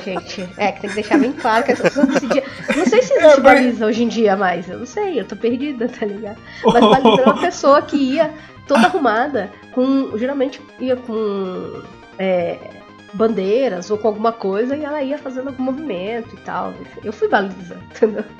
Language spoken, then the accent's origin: Portuguese; coast of São Paulo, Brazil; eu sou do litoral de São Paulo